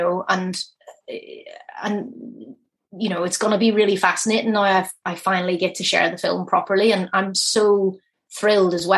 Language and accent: English; Belfast, Northern Ireland, United Kingdom; that's my hometown.